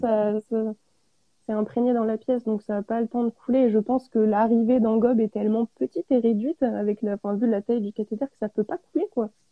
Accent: Auvergne-Rhône-Alpes, France; je suis auvergnate, euh, j'habite dans l'Allier à, à QC, à côté de Vichy.

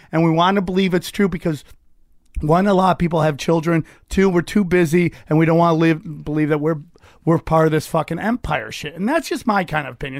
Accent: Cortland, New York, United States; moved away; also born or lived in Las Vegas / Los Angeles; Outside Syracuse, a place called Cortland, New York

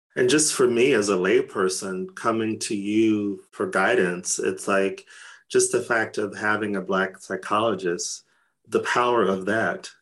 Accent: Arizona, United States; now in Stockholm, Sweden; I come from Arizona, which is hmm. a dry heat.

